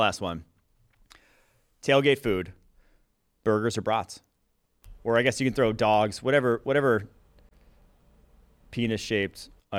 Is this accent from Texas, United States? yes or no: no; Wisconsin, United States; Growing up in Wisconsin, I got to say brats, dude.